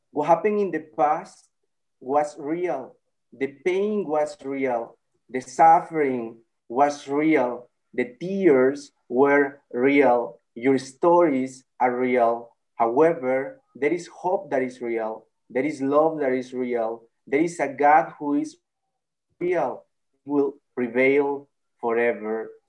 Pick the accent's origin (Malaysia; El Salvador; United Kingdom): El Salvador; I'm from El Salvador.